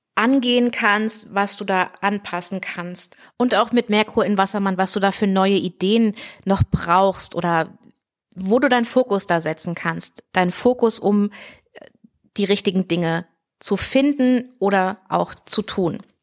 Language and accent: German; Heidelberg region, Baden-Württemberg, Germany; hier so Heidelberger Region, wo ich herkomme